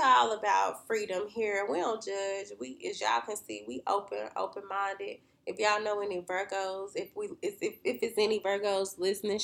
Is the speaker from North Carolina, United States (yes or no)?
yes; Winston-Salem, North Carolina, United States; We're from Winston-Salem, North Carolina